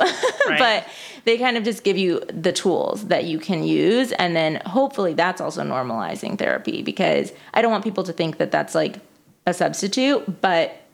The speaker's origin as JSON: {"language": "English", "region": "Midwest", "country": "United States", "also_born_or_lived": "West Coast", "moved": "yes", "lives_now": "New York, United States", "said": "I'm from the Midwest, but then I was on the West Coast. Now I'm on the East Coast in New York specifically."}